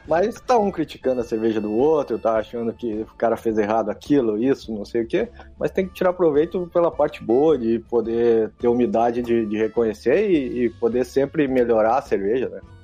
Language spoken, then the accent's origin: Portuguese; Santo Ângelo, Rio Grande do Sul, Brazil; moved away as an adult; also born or lived in Algeria / Dominican Republic; eu sou gaúcho do Santo Ângelo